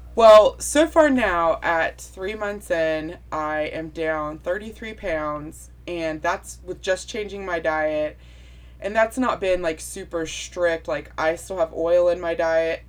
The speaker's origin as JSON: {"language": "English", "region": "West Virginia", "country": "United States", "said": "I'm from West Virginia"}